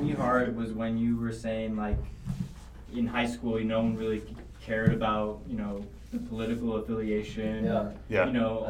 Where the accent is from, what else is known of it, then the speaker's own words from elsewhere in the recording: Sacramento, California, United States; No, I'm from Sacramento too.